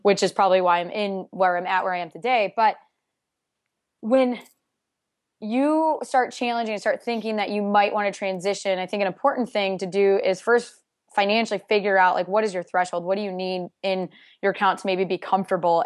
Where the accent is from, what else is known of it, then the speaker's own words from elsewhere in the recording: Iowa, United States; born and raised in Iowa in a sixty-five thousand person town